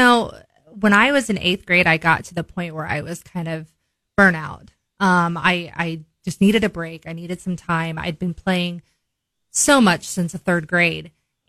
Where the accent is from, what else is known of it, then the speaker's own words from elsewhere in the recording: Bolivar, Missouri, United States; also born or lived in Forsyth, Missouri; You know, I grew up in Bolivar. So, I mean, we moved there in 1994, and I would have been 4 years old. So I went kindergarten through fifth grade there, and then we moved to Forsyth and then moved back to Bolivar.